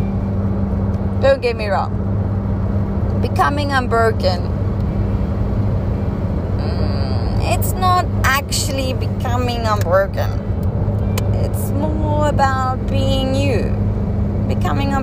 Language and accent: English; South Africa; first language Afrikaans; English is a second language; I'm not English. I'm not even sure I'm Afrikaans anymore